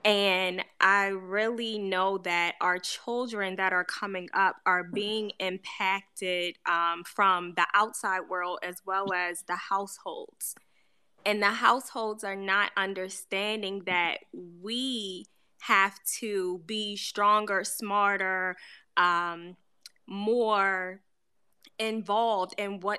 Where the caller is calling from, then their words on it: Baltimore, Maryland, United States; No, I'm in Baltimore.